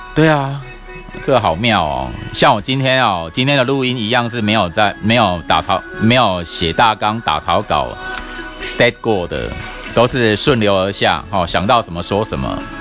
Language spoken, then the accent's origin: Chinese; Taiwan; 我们台湾人亚洲人